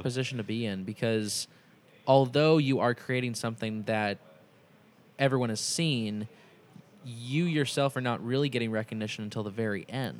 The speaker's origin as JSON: {"language": "English", "town": "Indianapolis", "region": "Indiana", "country": "United States", "moved": "yes", "lives_now": "Cincinnati, United States", "said": "I'm originally from Indianapolis"}